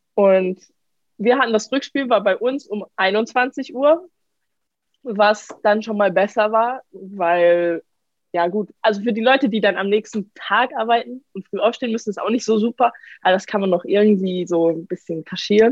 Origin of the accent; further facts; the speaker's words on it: Karlsruhe, Baden-Württemberg, Germany; now in Paris, France; ich komme aus Karlsruhe